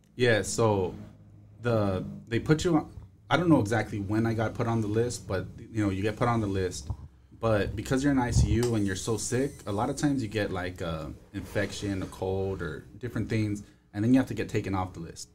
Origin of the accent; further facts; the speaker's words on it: Los Angeles, California, United States; I grew up in Northeast. Uh, I grew up in Highland Park in Eagle